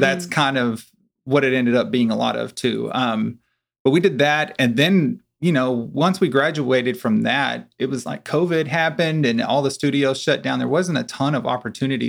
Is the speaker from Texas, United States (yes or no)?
yes; Corsicana, Texas, United States; I'm originally from Corsicana as well.